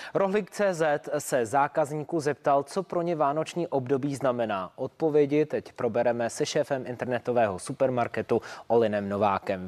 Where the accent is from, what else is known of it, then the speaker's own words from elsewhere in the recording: Czechia; protože jsme Češi